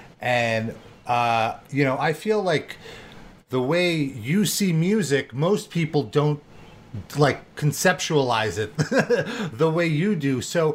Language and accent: English; Brooklyn, New York, United States; Always exciting to speak to a fellow New Yorker. We are all from Brooklyn.